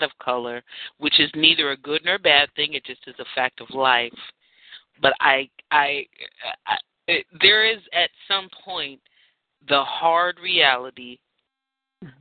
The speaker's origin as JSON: {"language": "English", "region": "California", "country": "United States", "said": "I'm from California"}